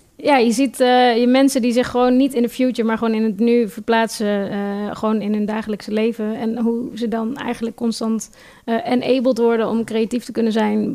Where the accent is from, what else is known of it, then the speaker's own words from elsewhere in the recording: Nijmegen, Gelderland, Netherlands; moved away; ik kom uit Nijmegen oorspronkelijk